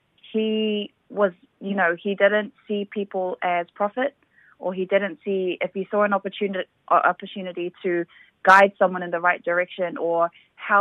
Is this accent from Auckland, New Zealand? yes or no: yes; Auckland, New Zealand; I was born and raised in Mangere